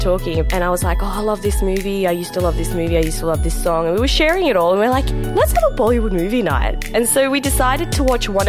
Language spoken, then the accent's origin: English; Australia; first language Memoni; English is a second language; I have Pakistani parents. I grew up in Australia, was born here. The only language at the time I even knew was the one we speak at home, which is Memni, which is like a mix of Gujarati and Sindhi.